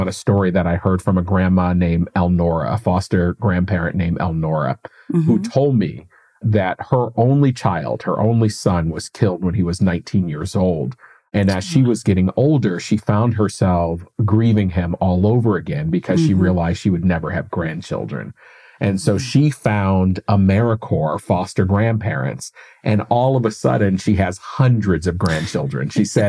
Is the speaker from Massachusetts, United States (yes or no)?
yes; Springfield, Massachusetts, United States; moved away; I was actually just back home from my hometown in Springfield, Massachusetts last week.